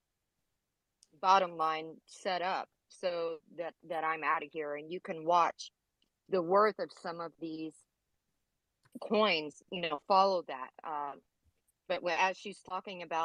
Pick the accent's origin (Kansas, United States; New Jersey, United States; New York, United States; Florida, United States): Kansas, United States; I'm from Kansas